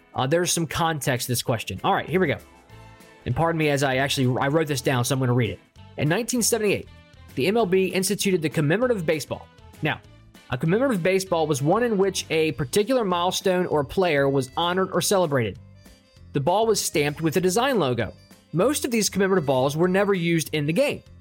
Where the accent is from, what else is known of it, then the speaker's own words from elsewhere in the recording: Baltimore, Maryland, United States; I'm from Baltimore